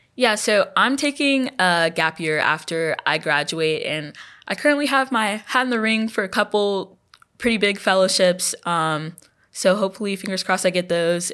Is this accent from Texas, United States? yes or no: yes; Houston, Texas, United States; moved away as an adult; now in Louisiana, United States; I'm from Houston